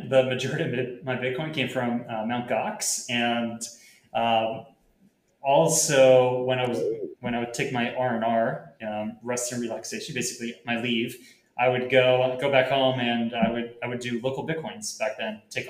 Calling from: Puerto Rico; I'm calling in from Puerto Rico.

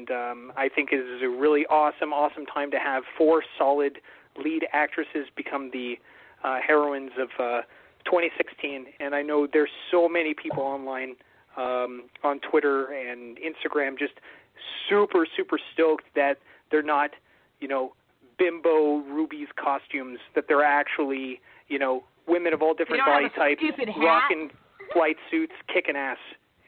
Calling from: Ottawa, Ontario, Canada; Surprise. … from Ottawa, Ontario

